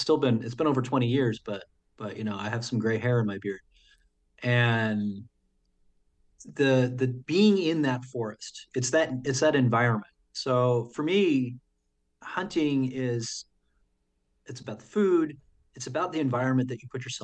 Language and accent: English; New Jersey, United States; also born or lived in Sacramento, California; now in St. Paul, United States; growing up in the East Coast, the Watchung Mountains were very close to where I grew up